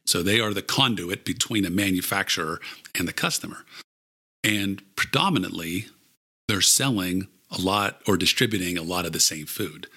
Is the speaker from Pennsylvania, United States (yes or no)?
yes; Pittsburgh, Pennsylvania, United States; also born or lived in Maryland; I grew up in Pittsburgh, went to, as I said, University of Maryland, then moved back here.